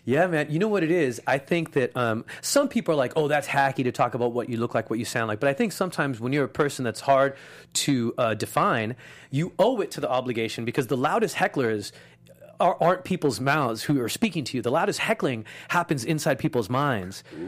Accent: Los Angeles, California, United States; I had a Muslim dad, a Jewish mom, and I grew up in East

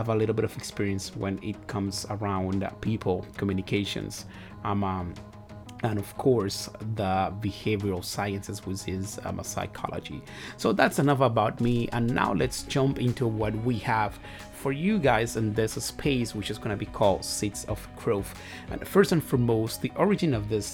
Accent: Dominican Republic; first language Spanish; English is a second language; moved away as an adult; now in United States; I am from the Dominican Republic. I was born over there. I was raised over there, and my family as well

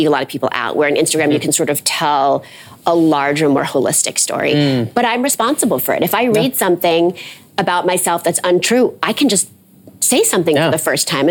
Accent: New York City, New York, United States; I grew up in New York City

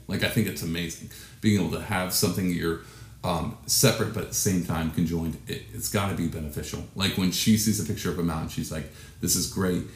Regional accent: Texas, United States; I'm from Texas

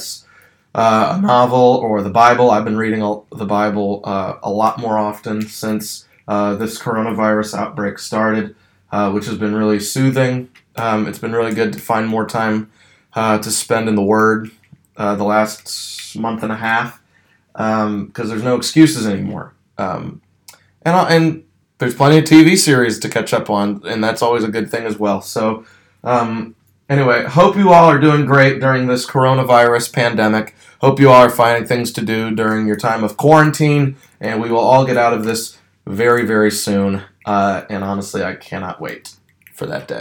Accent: Ashburn, Virginia, United States; also born or lived in Lynchburg, Virginia; my hometown of Ashburn, Virginia

